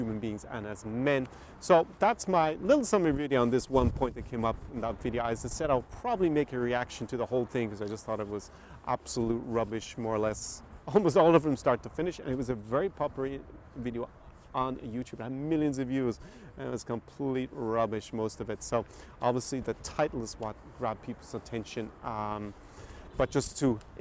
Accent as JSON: {"language": "English", "country": "Ireland", "tie": "born or raised there", "moved": "yes", "said": "Although I grew up in Ireland"}